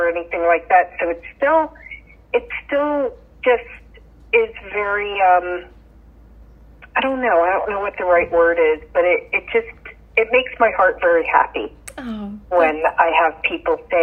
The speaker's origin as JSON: {"language": "English", "town": "Yonkers", "region": "New York", "country": "United States", "tie": "born or raised there", "also_born_or_lived": "Beacon, New York", "moved": "as an adult", "lives_now": "Wakefield, United States", "said": "I was born in Yonkers, New York. Lived there until right before my teenage years, and then we moved from Yonkers up to Beacon, New York"}